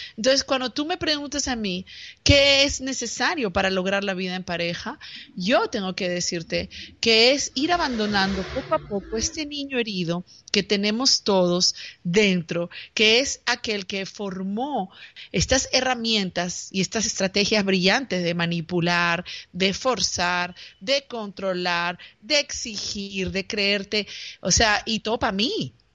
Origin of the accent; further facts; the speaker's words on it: Peru; yo soy de Perú